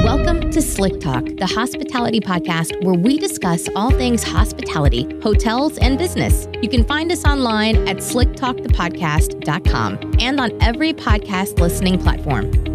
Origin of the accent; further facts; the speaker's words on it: United States; also born or lived in Ukraine; we moved to the U.S. when I was a little under two years old